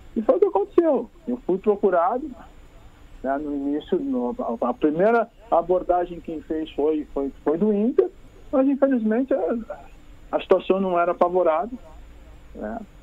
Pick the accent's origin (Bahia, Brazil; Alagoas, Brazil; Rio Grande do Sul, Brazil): Rio Grande do Sul, Brazil; sendo gaúcho, cara, sendo daqui